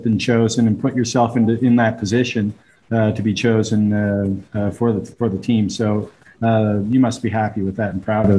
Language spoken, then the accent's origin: English; Halifax, Nova Scotia, Canada; now in Dubai, United Arab Emirates; I'm from Halifax